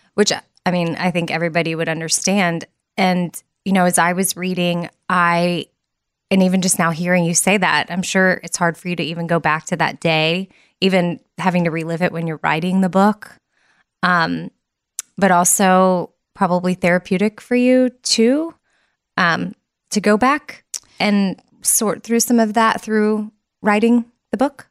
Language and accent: English; Austin, Texas, United States; I'm from Austin, born and raised.